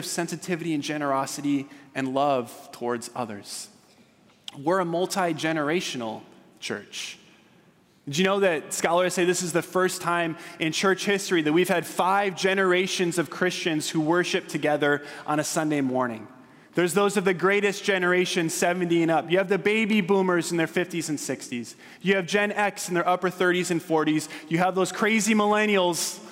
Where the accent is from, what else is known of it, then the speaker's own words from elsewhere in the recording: Southern California, United States; I'm from Southern California